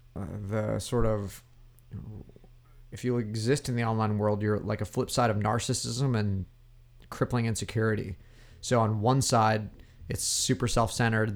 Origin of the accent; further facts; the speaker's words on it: Oregon, United States; moved away as an adult; also born or lived in Portland / Washington / Virginia; now in Los Angeles, United States; growing up in the Northwest and Oregon